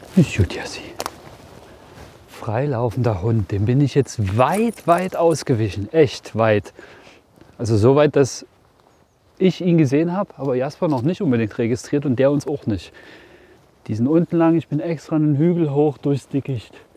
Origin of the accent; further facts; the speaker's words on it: Brandenburg, Germany; bei uns in Brandenburg